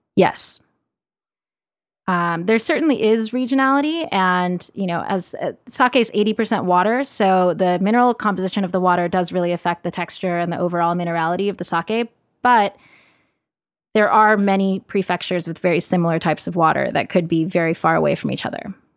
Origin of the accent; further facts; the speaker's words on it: South Los Angeles County, California, United States; now in New York, United States; I grew up in South Los Angeles County